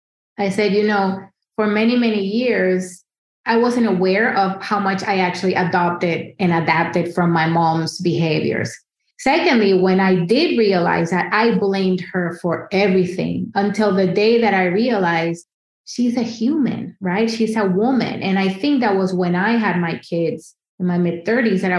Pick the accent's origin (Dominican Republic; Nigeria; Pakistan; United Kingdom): Dominican Republic; moved away as an adult; now in New York City, United States; I grew up in the Dominican Republic